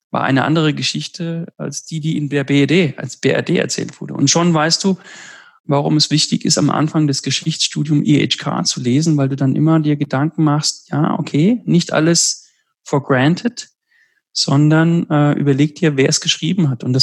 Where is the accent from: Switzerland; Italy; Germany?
Italy; Southern Italy; Also in Süditalien, wo ich herkomme, hat sich 2000 Jahre lang in manchen Dörfern das Griechische gehalten.